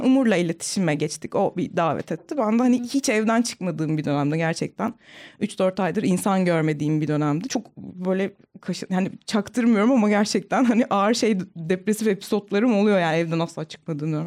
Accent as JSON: {"language": "Turkish", "region": "Ankara", "country": "Turkey", "tie": "born or raised there", "said": "Ankara'nın çok ücra bir yerinde büyüdüm."}